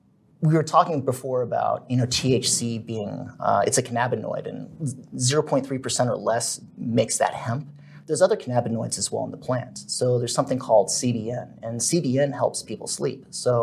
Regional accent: Germany; born there; So I was born in Germany, and I'm half German, and that provided the opportunity for me to do some business in Germany.

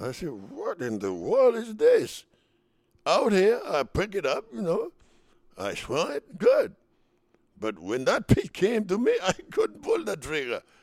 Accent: Dominican Republic; moved away as an adult; now in United States; we come from the United St-, from the Dominican Republic, Latin players, to the United States

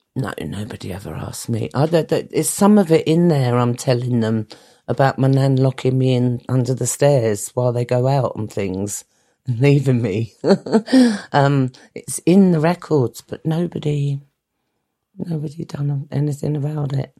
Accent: London, United Kingdom; also born or lived in Greenwich; I was born in St Nicholas's Hospital in Plumstead, which was a house

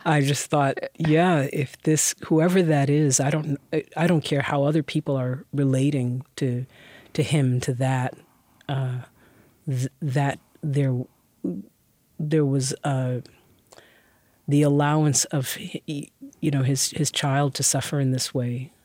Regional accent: New York City, New York, United States; also born or lived in Brooklyn; I moved from Queens

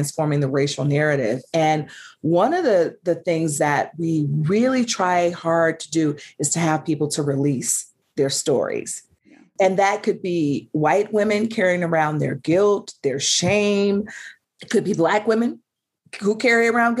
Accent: the South, United States; I'm a Southerner

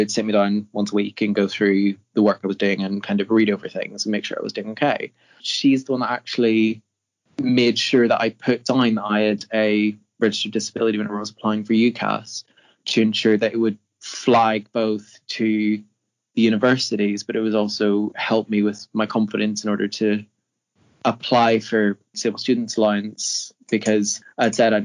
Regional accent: Northern Ireland, United Kingdom; moved away as an adult; now in Leeds, United Kingdom; I'm from Northern Ireland

